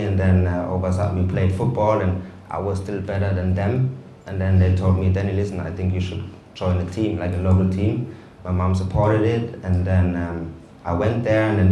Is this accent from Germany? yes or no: yes; Germany; moved away as an adult; also born or lived in Reading, England / Huddersfield, England; now in United Kingdom; my dad is American, my mom is German, but I was born and raised in Germany